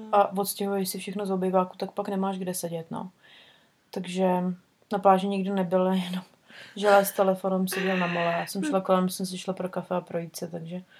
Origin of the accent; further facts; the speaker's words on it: Prague, Czechia; moved away; u nás v Praze